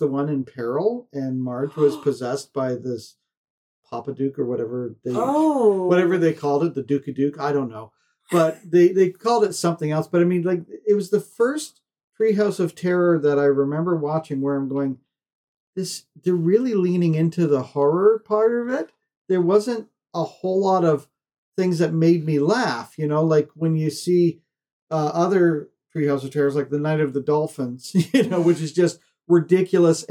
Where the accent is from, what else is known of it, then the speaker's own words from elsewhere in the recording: Canada; being a Canadian